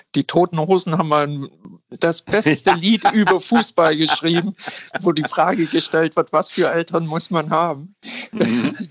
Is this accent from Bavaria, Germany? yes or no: yes; a small Bavarian-Swabian town, Germany; moved away as an adult; now in Hamburg, Germany; Ich komme aus einer kleinen bayerisch-schwäbischen Kommune. Ich sage immer, äh, ich bin aufgewachsen in einem konservativ-klerikalen Elternhaus